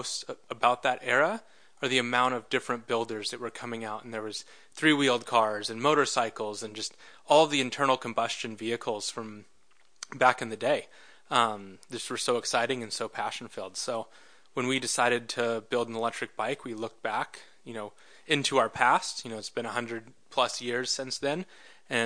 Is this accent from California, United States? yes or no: yes; Silicon Valley, California, United States; growing up in the Silicon Valley